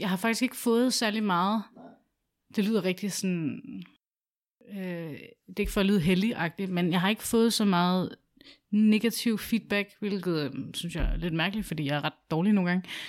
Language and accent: Danish; Albertslund, Capital Region of Denmark, Denmark; moved away as an adult; also born or lived in Sydhavn, Copenhagen; now in Copenhagen, Denmark; jeg var flyttet fra Alberslund tidligere og til Sydhavn